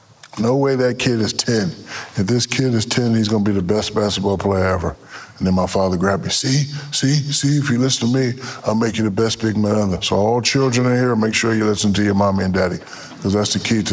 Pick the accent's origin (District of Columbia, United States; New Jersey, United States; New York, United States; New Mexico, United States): New Jersey, United States; Newark; moved away; also born or lived in Georgia / Germany; No, I'm born and raised in Newark, New Jersey. And my father was a military drill sergeant.